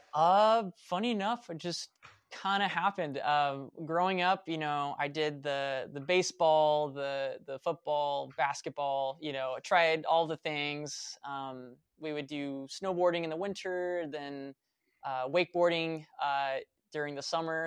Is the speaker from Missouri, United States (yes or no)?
no; Vacaville, California, United States; moved away as an adult; also born or lived in Fairfield, California / Sacramento, California / Reno, Nevada / Flagstaff, Arizona; I was born in Fairfield, California, moved to Vacaville, uh, grew up there